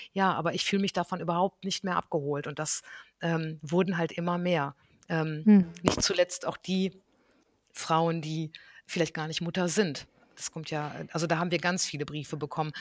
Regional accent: North Rhine-Westphalia, Germany; ich bin, ähm, ganz behütet am Niederrhein aufgewachsen

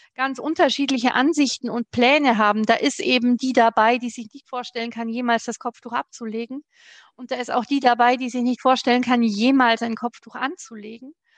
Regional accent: Germany; bei uns in Deutschland

